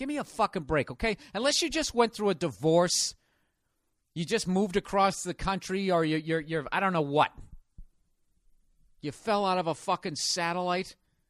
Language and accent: English; Boston, Massachusetts, United States; I said, I'm from Boston. I go, yeah, I hate the Lakers, right?